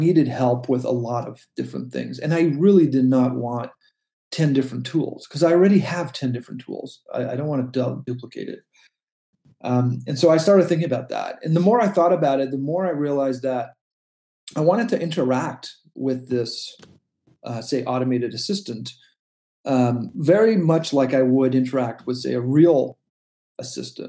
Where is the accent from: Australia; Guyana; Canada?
Canada; also born or lived in Silicon Valley; I am a Canadian